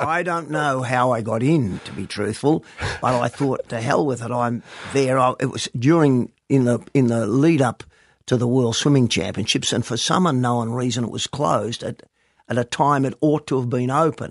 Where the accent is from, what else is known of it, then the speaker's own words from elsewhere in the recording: East Fremantle, Western Australia, Australia; I was born and bred in East Fremantle